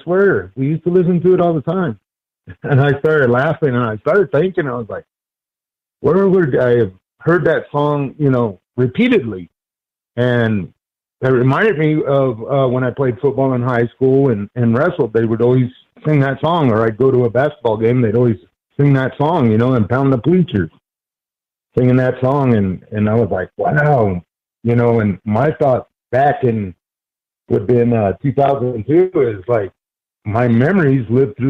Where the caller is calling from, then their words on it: Denver, Colorado, United States; I'm calling from Denver, Colorado.